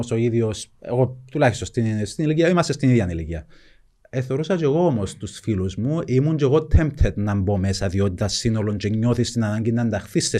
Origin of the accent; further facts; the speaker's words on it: Nicosia, Nicosia District, Cyprus; also born or lived in Famagusta (Varosha); μεγάλωσα στη Λευκοσία